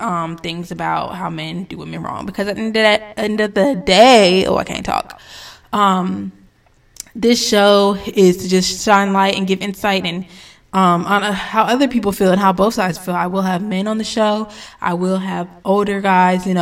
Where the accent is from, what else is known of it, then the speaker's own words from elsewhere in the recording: North Carolina, United States; also born or lived in Connecticut; once we moved to North Kakalaki